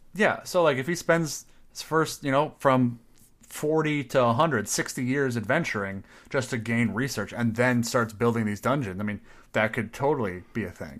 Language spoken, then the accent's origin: English; Midwest, United States; I may be Midwestern